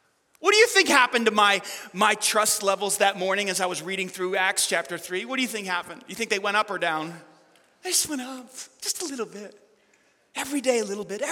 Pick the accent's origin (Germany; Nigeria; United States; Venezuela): United States; New York; I'm like from New York